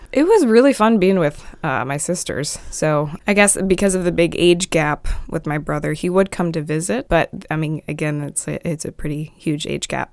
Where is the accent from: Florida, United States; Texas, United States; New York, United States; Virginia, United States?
Virginia, United States; Dinwiddie; also born or lived in Petersburg, Virginia; I was born in Petersburg, Virginia, not too far away from here. It's about forty-five minutes south, but I was born there, raised by, uh, my mom and dad in Dinwiddie